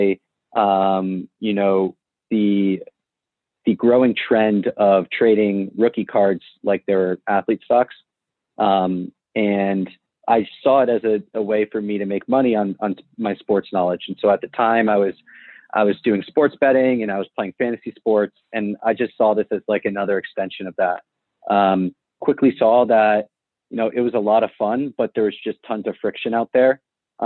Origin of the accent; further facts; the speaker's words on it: Mamaroneck, New York, United States; So I grew up in Mamaroneck. It's actually the same town that StarStock's based out of right now. Grew up here, born and raised